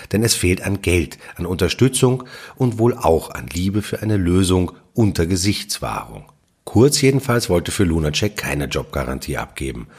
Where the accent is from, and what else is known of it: Austria